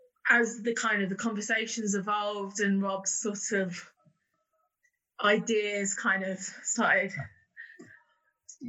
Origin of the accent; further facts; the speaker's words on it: Bedford, East of England, United Kingdom; I'm from Bedford originally